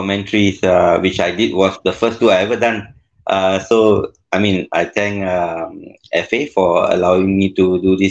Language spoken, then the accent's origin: English; Singapore; as a Singaporean in a top-tier league in Thailand